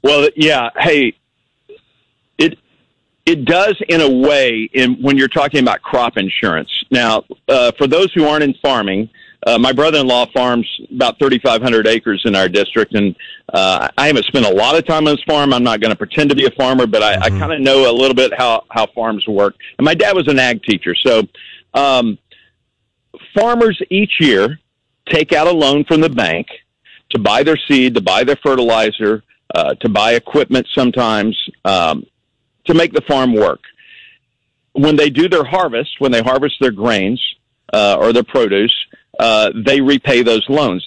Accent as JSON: {"language": "English", "region": "Texas", "country": "United States", "tie": "born or raised there", "moved": "yes", "said": "I grew up in Texas"}